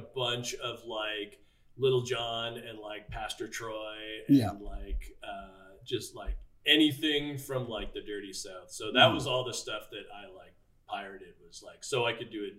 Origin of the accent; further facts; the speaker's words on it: Toronto, Ontario, Canada; so I grew up in Scarborough, which is like, you know, East Toronto.